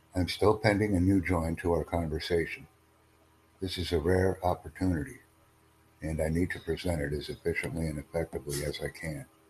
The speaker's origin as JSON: {"language": "English", "country": "United States", "said": "I come from the United States"}